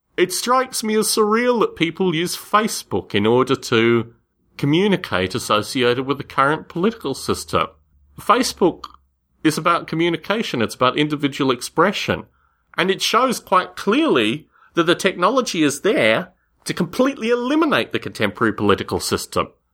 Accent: Canberra, Australian Capital Territory, Australia; moved away; I grew up in Canberra, Australia

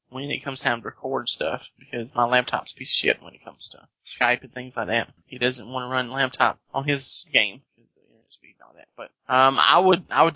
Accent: South Carolina, United States; speaking as South Carolinian

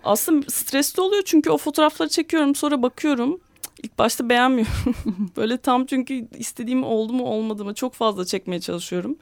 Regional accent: Istanbul, Turkey; ben 1985 doğumluyum. İstanbul'da doğdum. Burada yaşıyorum hala.

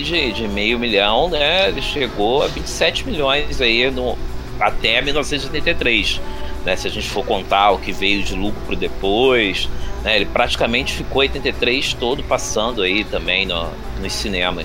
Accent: Rio de Janeiro, Brazil; nascido aqui no Rio de Janeiro, bom carioca da Gema e da Clara

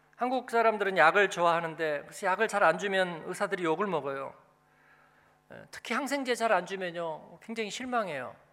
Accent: Seoul, South Korea; moved away as an adult; now in Frankfurt, Germany; 그냥 집만 신림동인데

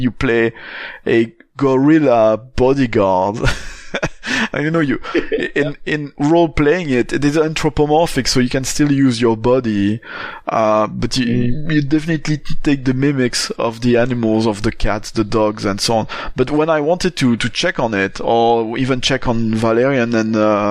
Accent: Charleroi, Wallonia, Belgium; not only I grew up in Belgium, but I grew up in Charleroi

